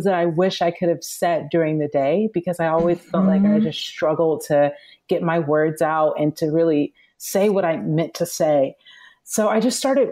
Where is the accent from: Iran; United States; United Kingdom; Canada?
United States; Atlanta, Georgia; now in Los Angeles, United States